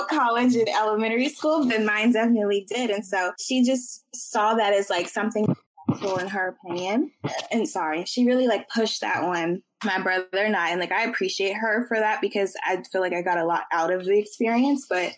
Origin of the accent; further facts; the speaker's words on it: Richmond, United States; We're both from Richmond. We grew up on the same side of town, which is the south side of Richmond.